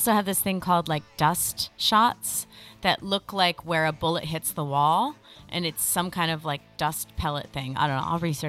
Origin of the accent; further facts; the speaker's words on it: East Coast, United States; now in Los Angeles, United States; Like, I come from the East Coast, I moved to the West Coast.